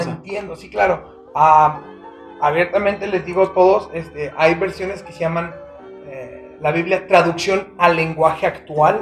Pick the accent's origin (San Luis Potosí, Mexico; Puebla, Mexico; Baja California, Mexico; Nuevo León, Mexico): Baja California, Mexico; Mexicali; now in Aguascalientes, Mexico; Mi familia es del norte. O sea, me crié mucho en California y en Mexicali, entonces son norteñotes